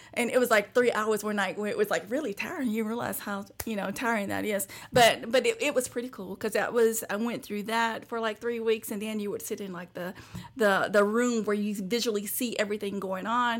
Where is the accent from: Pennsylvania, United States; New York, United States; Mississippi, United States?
Mississippi, United States; Bay Springs; also born or lived in Hattiesburg, Mississippi; where I grew up in Bay Springs, Mississippi